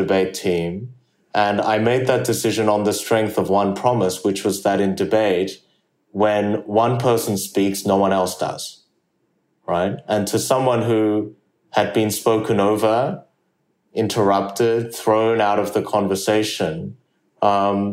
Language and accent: English; Australia; English is a second language; also born or lived in South Korea; I moved to Australia from South Korea when I was 8 years old without speaking the English language